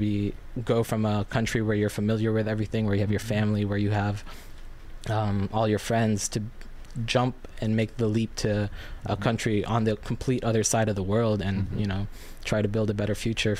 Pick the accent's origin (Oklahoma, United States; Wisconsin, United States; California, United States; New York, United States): New York, United States; also born or lived in Philippines; So I was born in the Philippines in 1994, and 3 short years later, my family and I immigrated to New York, and that's kind of, I vaguely remember the Philippines, but I grew up with such a Filipino upbringing